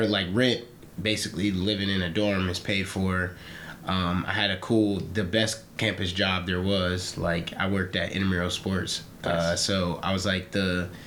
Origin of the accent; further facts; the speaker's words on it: Woodmere, Ohio, United States; I'm from Woodmere Village, Cleveland, Ohio. But the area is like Orange, a suburb